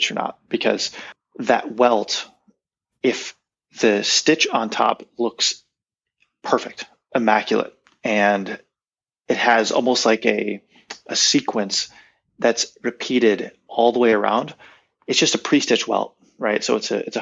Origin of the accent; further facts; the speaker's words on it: United States; being American